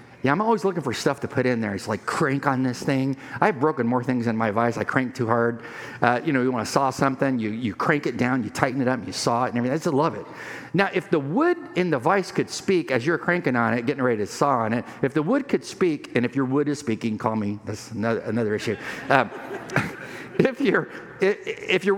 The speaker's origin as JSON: {"language": "English", "area": "Imperial Valley", "region": "California", "country": "United States", "tie": "born or raised there", "moved": "yes", "said": "When I was in high school, living on the Mexican border, Mexicali, Mexico, where I grew up in the Piro Valley near Yuma"}